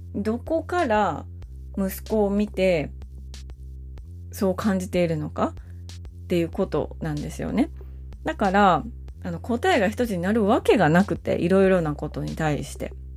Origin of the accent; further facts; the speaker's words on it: rural northern Kyoto Prefecture, Japan; moved away; also born or lived in Suita, Osaka; 私は京都のもっと田舎出身なんですよ。日本海側のすごく田舎。